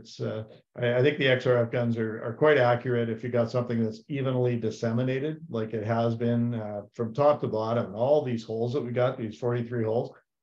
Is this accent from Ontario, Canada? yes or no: yes; Terrace Bay, Ontario, Canada; growing up in Terrace Bay, Ontario as a kid